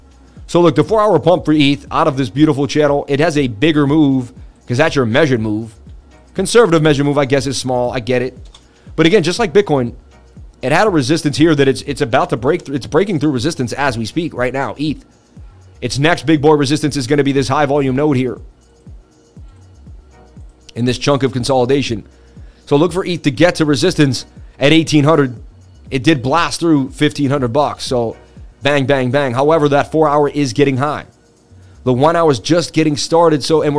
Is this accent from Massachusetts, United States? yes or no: yes; Boston, Massachusetts, United States; from Boston.